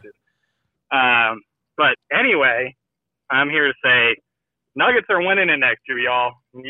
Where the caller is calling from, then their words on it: Colorado, United States; calling from Colorado.